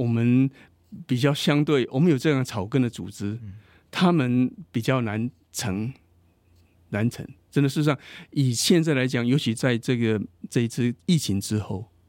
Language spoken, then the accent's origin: Chinese; Taiwan; now in United States; 我从台湾来